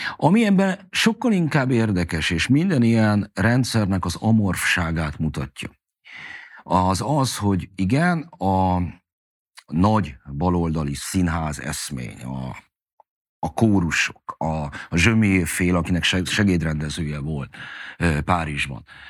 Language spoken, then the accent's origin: Hungarian; Budapest, Hungary; megkaptunk a Krisztina körúton egy hatodik emeleti nagy lakást, én oda születtem már